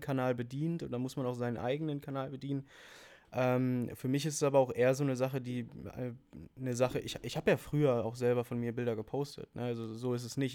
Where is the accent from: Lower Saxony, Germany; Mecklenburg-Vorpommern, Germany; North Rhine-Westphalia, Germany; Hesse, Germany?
North Rhine-Westphalia, Germany; Münsterland; bei uns local im, im Münsterland, wo ich herkomme